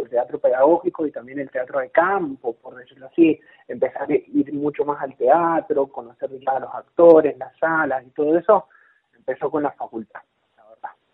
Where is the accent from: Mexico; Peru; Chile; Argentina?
Argentina; Rivadavia; yo soy de Rivadavia